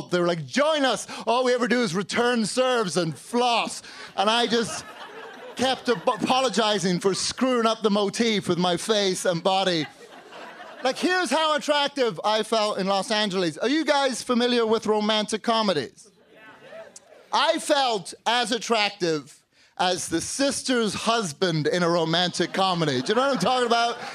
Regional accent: Northern Ireland, United Kingdom; also born or lived in London; now in Chicago, United States; I've lived here in Chicago for about 13 years, but I grew up in Northern Ireland and London, so now I have this stupid friggin' accent.

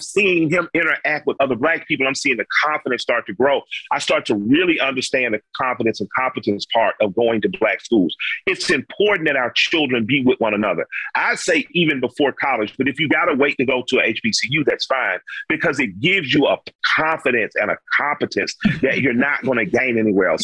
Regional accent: Atlanta, Georgia, United States; I grew up in the Collier Heights community

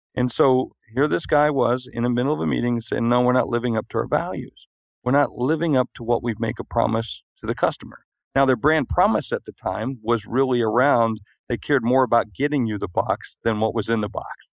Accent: South Dakota, United States; moved away; I'm from South Dakota

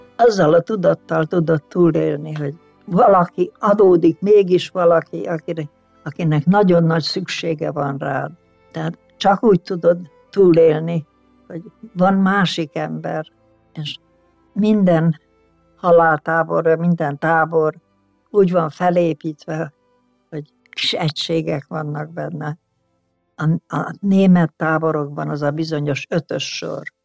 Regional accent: Debrecen, Hajdú-Bihar, Hungary; az Alföld közepén születtem Debrecenben

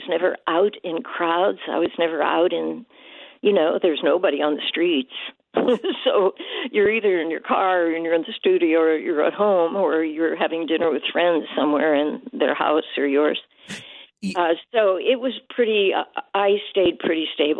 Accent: Pittsburgh, Pennsylvania, United States; moved away; I was from Pittsburgh

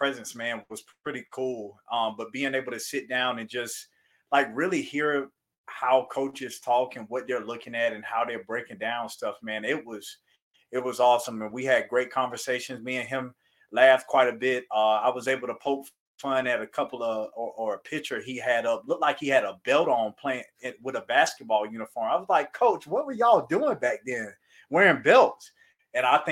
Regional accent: Florida, United States; I'm from Florida

